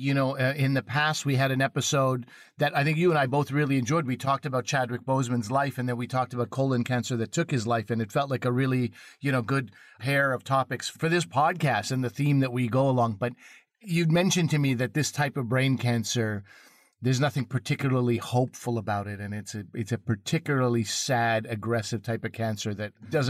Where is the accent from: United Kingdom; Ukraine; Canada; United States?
Canada; Quebec; I grew up in Quebec